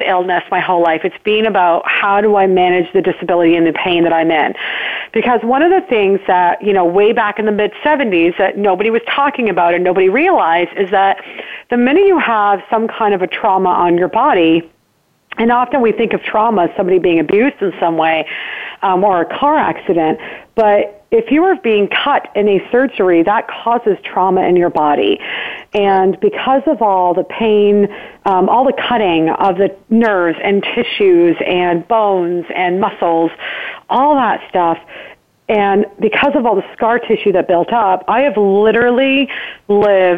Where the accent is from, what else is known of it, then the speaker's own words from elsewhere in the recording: Burlington, Ontario, Canada; I was born and raised in Burlington, Ontario, Canada